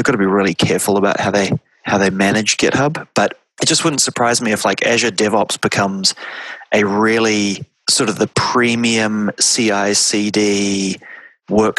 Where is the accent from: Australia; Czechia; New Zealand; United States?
New Zealand; Wellington; moved away; Originally, I say, oh, I'm from New Zealand. And they say, where in New Zealand? And I say, Wellington.